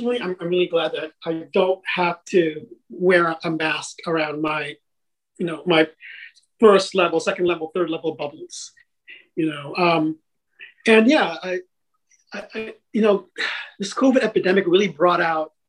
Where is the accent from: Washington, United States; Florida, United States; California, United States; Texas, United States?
California, United States; Vallejo; also born or lived in Quezon City, Philippines / Ilocos region, Philippines; we set up camp in Vallejo, California. And that's where I spent the rest of my childhood and adolescence.